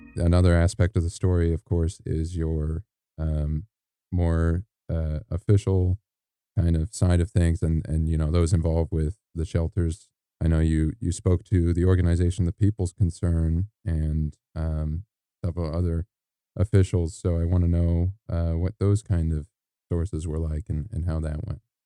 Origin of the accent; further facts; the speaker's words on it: Illinois, United States; moved away as an adult; now in Malibu, United States; I'm from Illinois, which, you know, we get our fair amount of rain and snow.